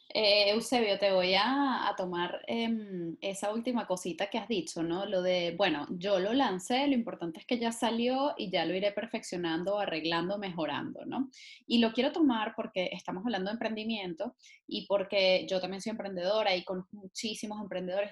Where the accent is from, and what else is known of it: Venezuela